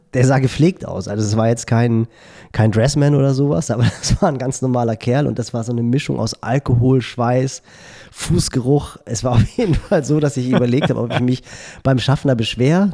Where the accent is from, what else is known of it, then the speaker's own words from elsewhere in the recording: Northern Germany, Germany; als Norddeutscher